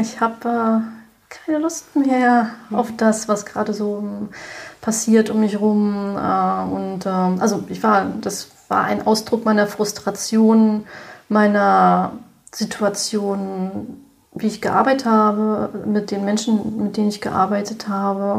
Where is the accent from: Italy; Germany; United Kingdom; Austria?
Germany; Berlin; ich bin gebürtige Berlinerin und betreibe auch hier in Berlin seit zehn Jahren